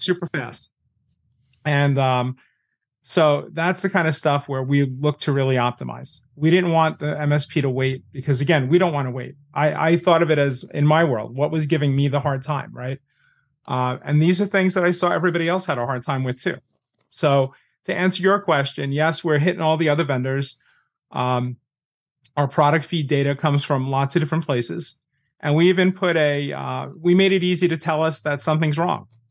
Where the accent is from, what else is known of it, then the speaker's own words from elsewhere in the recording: New York, United States; I'm New Yorker